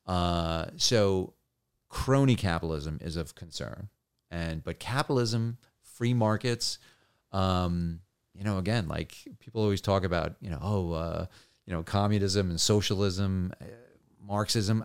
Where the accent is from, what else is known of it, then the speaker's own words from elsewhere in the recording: New Jersey, United States; also born or lived in New York; grew up in New Jersey and, and New York